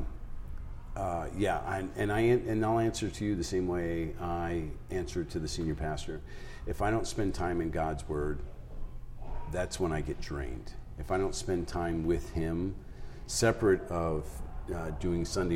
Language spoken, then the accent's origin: English; East Coast, United States; now in South Dakota, United States; I grew up on the East Coast, so everything was rush